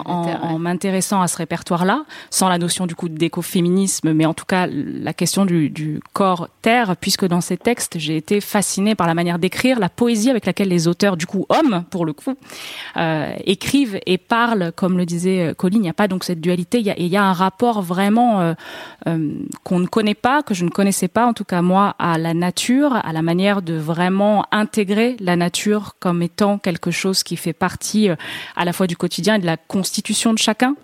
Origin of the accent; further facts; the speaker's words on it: France; je suis française